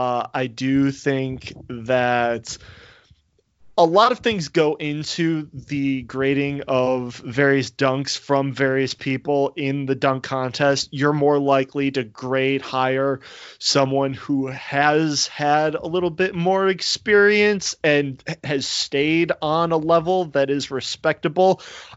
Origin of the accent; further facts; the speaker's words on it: Chicago, Illinois, United States; now in St. Louis, United States; I am living in St. Louis, Missouri, but I am a Chicago Bulls fan because I'm a Chicagoan